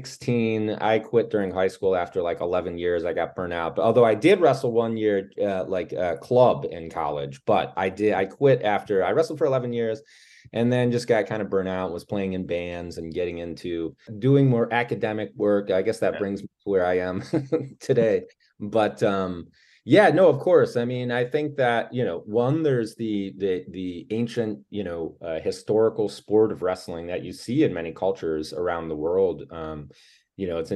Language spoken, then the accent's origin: English; Cleveland, Ohio, United States; I'm from Cleveland, Ohio